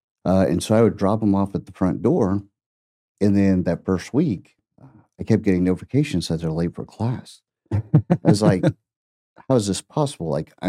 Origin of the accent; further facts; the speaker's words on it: Oklahoma, United States; now in Tulsa, United States; So being, like I said, a native Oklahoma, I'm from Southern Oklahoma. So Tulsa is not even on my radar.